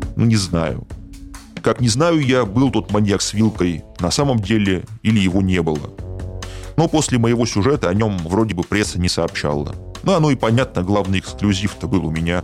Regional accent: Saint Petersburg, Russia; В моём родном городе Петербурге

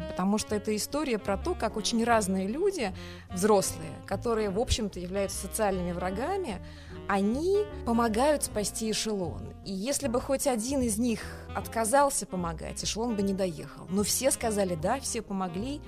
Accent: Kazan, Tatarstan, Russia; born or raised there; first language Tatar; Russian is a second language; now in Moscow, Russia

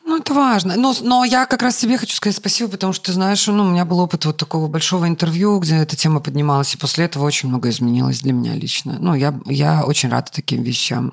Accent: Grodno, Grodno Region, Belarus; moved away; я родом из Гродно

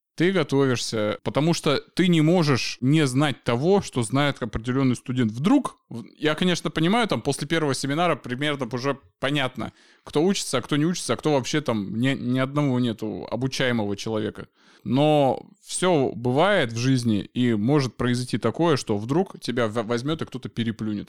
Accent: Chita, Zabaykalsky Krai, Russia; я и сам из Читы, и как бы там не особо много развлечений

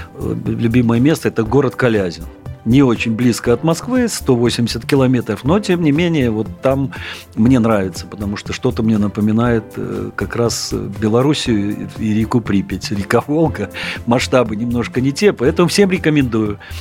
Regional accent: Mozyr, Gomel Region, Belarus; also born or lived in Saint Petersburg; now in Moscow, Russia; Родился я в Наполесе, город Мозырь. Гомельской области

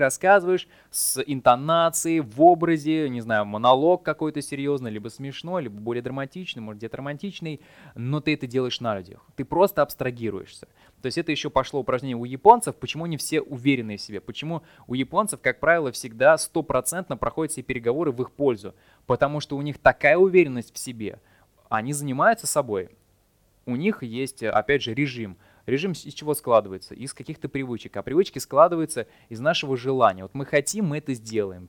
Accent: Saint Petersburg, Russia; moved away as an adult; Я сам из Питера

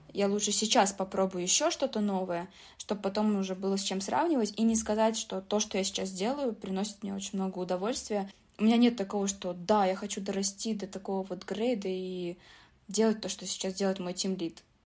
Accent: Tashkent, Uzbekistan; now in Moscow, Russia; Я просто сама из Ташкента, из Узбекистана

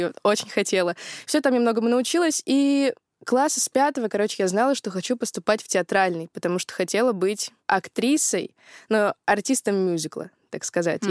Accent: Yekaterinburg, Sverdlovsk Oblast, Russia; Я из Екатеринбурга, это мой родной город

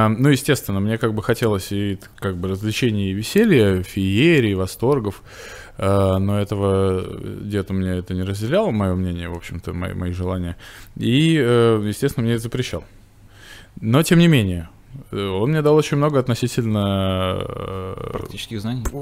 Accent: Veliky Novgorod, Novgorod Oblast, Russia; moved away as an adult; also born or lived in Bashkortostan; Я приехал господин Великий Новгород. Это моя моя малая родина, как бы мой дом где я родился и жил, в общем-то, в деревне Барки.

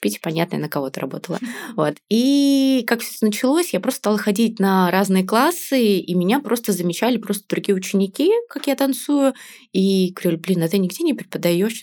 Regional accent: Yaroslavl, Yaroslavl Oblast, Russia; moved away as an adult; now in Saint Petersburg, Russia; я из Ярославля

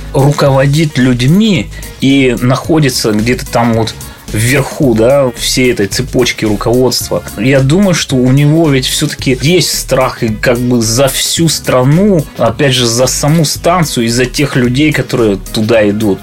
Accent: Cherepovets, Vologda Oblast, Russia; born or raised there; also born or lived in Kharkiv, Ukraine

